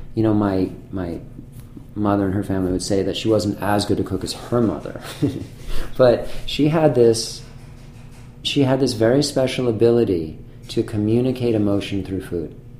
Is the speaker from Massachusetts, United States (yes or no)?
yes; Manchester-by-the-Sea, Massachusetts, United States; also born or lived in France; now in San Francisco, United States; I grew up in Manchester, which is a small town on the north coast of, um, of Massachusetts